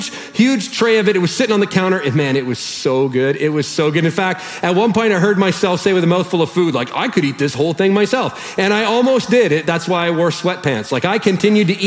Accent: Canada; we're Canadian

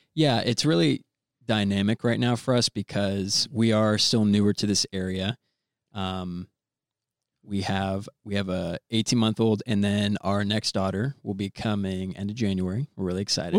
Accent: Orlando, Florida, United States; moved away as an adult; also born or lived in Indianapolis / Virginia; I was born and raised in Orlando

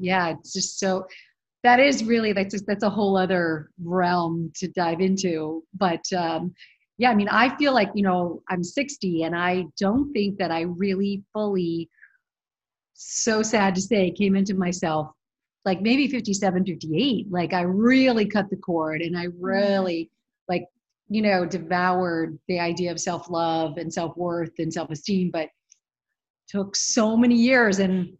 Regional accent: Phoenix, Arizona, United States; moved away as an adult; now in New York, United States; Phoenix, Arizona. And then went to college at University of Arizona in Tucson, and then graduated and moved to New York.

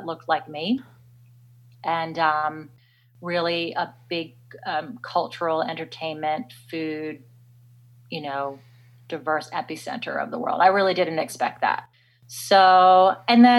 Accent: Washington, District of Columbia, United States; moved away as an adult; now in Australia; I was born and raised in America, in the DC area, for the most part.

